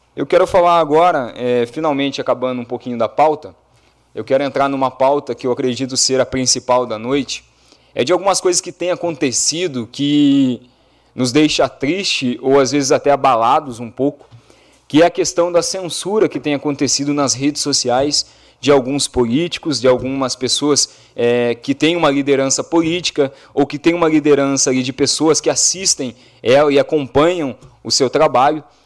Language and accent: Portuguese; Brazil; como cidadão, como brasileiro